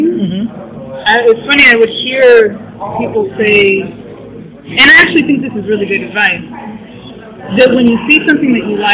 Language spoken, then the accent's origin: English; Chicago, Illinois, United States; now in Pittsburgh, United States; me having been born and raised in Chicago